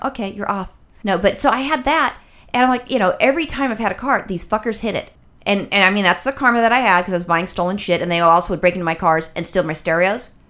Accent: Los Angeles, California, United States; I'm born and raised in Los Angeles

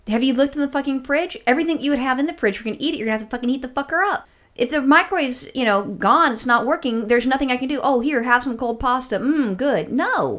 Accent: California, United States; as a Californian

